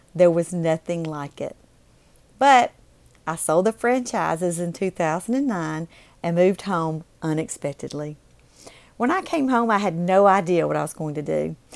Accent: Mississippi, United States; moved away as an adult; also born or lived in Alabama; I moved back to my home state of Mississippi

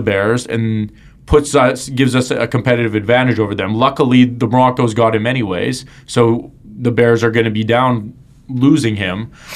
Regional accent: Winnipeg, Manitoba, Canada; when I was growing up in Winnipeg, there was no Winnipeg Jets to like

